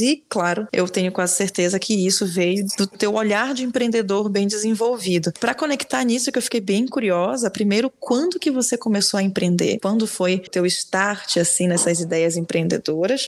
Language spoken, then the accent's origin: Portuguese; Belém, Pará, Brazil; moved away; eu nasci em Belém e lá é diferente